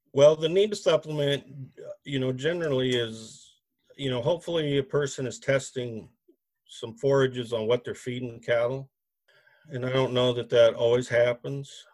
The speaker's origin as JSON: {"language": "English", "region": "Nebraska", "country": "United States", "moved": "yes", "lives_now": "Grand Rapids, Minnesota, United States", "said": "I am originally from Nebraska"}